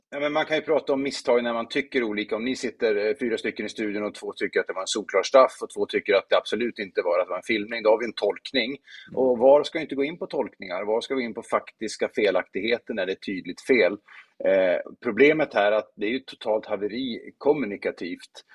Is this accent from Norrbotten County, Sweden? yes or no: yes; Luleå, Norrbotten County, Sweden; jag kommer från Luleå och spelar fotboll med IFK Luleå